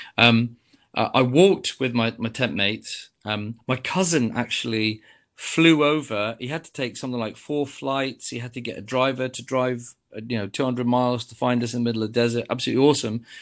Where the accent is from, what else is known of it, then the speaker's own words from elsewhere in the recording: Coventry, West Midlands, United Kingdom; I come from Coventry